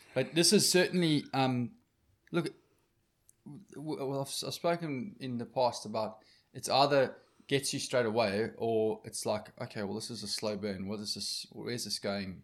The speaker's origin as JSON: {"language": "English", "country": "South Africa", "said": "as a South African male"}